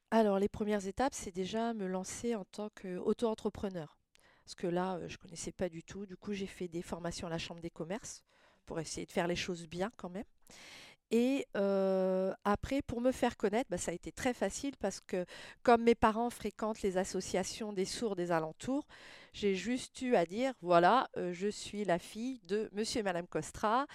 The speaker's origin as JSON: {"language": "French", "area": "near Le Mans, Sarthe", "region": "Pays de la Loire", "country": "France", "tie": "born or raised there", "also_born_or_lived": "La Ferté-Bernard", "said": "je suis née au Mans, D'accord. dans la Sarthe, donc tout le monde connaît la ville. J'ai passé toute mon enfance dans une petite ville à côté du Mans, à 50 km du Mans à peu près, au taille sur ruine Donc j'ai grandi là"}